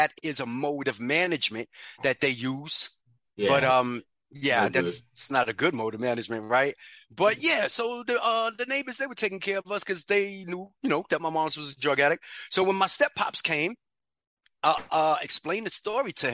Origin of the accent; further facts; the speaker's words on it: New York City, New York, United States; also born or lived in Bronx, New York; I grew up in Harlem, New York. Grant Projects